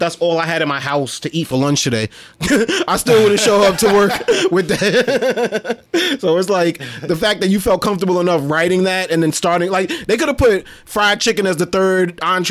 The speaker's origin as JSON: {"language": "English", "town": "New York City", "region": "New York", "country": "United States", "said": "we come from Brooklyn"}